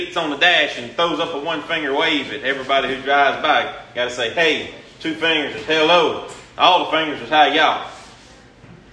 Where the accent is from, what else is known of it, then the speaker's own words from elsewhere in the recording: Louisiana, United States; I said, Louisiana